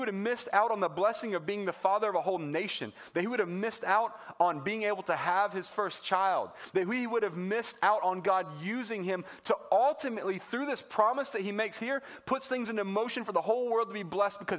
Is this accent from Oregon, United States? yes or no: no; Wilmington, North Carolina, United States; moved away as an adult; I grew up in North Carolina in Wilmington on the coast there